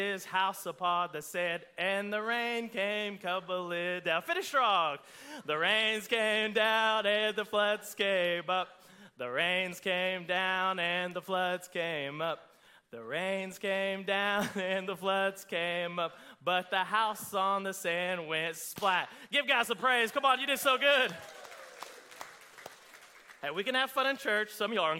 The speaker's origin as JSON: {"language": "English", "region": "Oklahoma", "country": "United States", "said": "I'm from Oklahoma."}